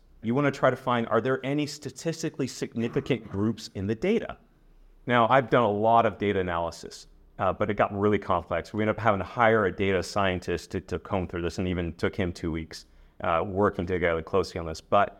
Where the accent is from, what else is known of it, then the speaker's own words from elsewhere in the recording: Utah, United States; also born or lived in China / England; I'm from Utah. Maybe you know Utah. It's the center of the Mormon church.